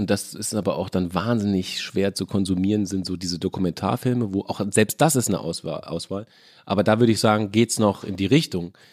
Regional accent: Mainz, Rhineland-Palatinate, Germany; moved away as an adult; Ich komme ja aus Mainz, bin ja mit Absicht aus Mainz weggegangen, ja. weil Mainz war ja durchgespielt.

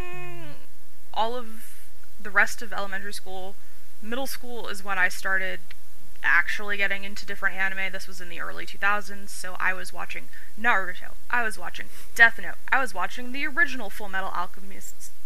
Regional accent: California, United States; accent: Californian; born and raised in California, as you can probably tell if you are listening to this from anywhere else in the United States, I probably sound very Californian

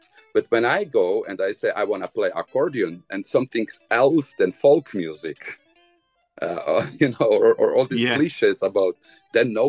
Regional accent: Bosnia & Herzegovina; English is a second language; moved away; I was born in Bosnia

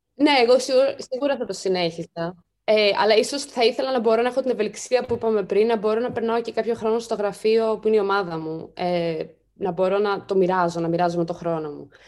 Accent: Greece; moved away as an adult; εγώ είμαι Ελληνίδα, εδώ μεγάλωσα

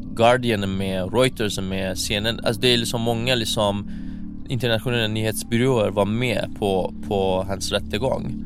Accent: Iran; moved away; jag skäms som iranier

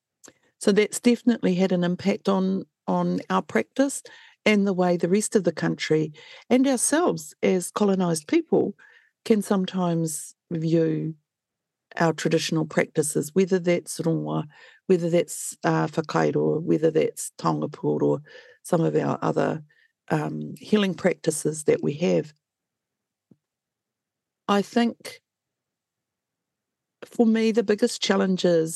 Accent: Waikato, New Zealand; I hail from the Waikato.

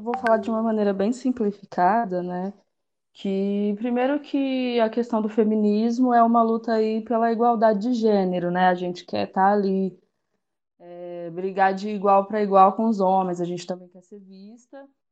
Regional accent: Guará, São Paulo, Brazil; moved away as an adult; now in Uberaba, Brazil; eu sou de Guará, mas atualmente moro em Uberaba

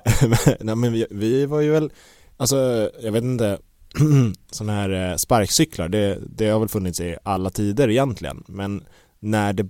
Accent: Stockholm, Stockholm County, Sweden; jag är ju uppvuxen på Gärdet

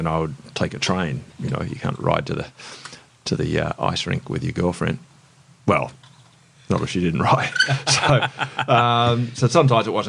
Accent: Melbourne, Victoria, Australia; I grew up in Melbourne

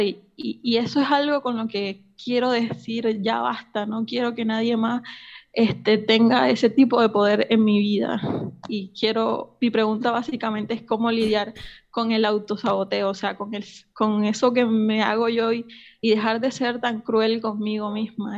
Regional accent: Colombia; moved away as an adult; now in Argentina; hace tres años me vine a vivir a Argentina, soy colombiana

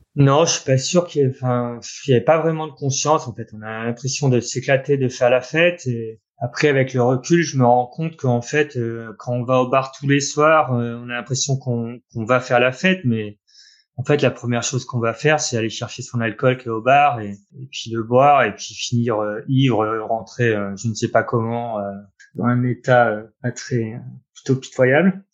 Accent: Orne, Normandy, France; moved away as an adult; je suis né en Normandie, où j'y ai passé, euh, vingt-cinq ans quasiment. Euh, avec mon papa et ma maman, là-bas, on est en, à Bouillouse, dans une petite commune, euh, dans l'Orne

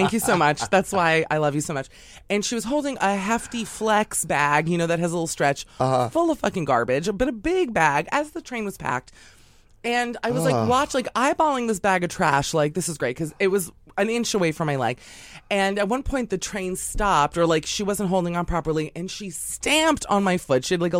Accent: New York City, New York, United States; being a New Yorker

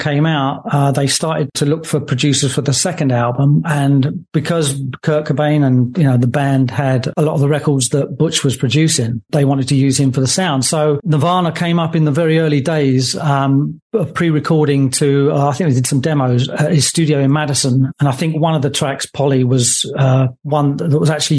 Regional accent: Enfield, London, United Kingdom; I'm originally from Enfield in Middlesex, just outside of London

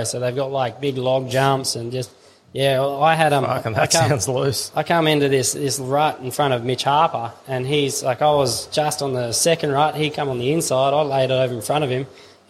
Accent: Tom Price, Western Australia, Australia; moved away; I grew up in Tom Price over in WA

